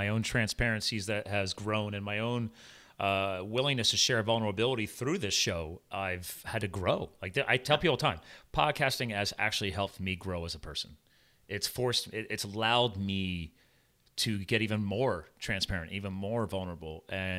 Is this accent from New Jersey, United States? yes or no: yes; New Jersey, United States; born there; I was born in Jersey.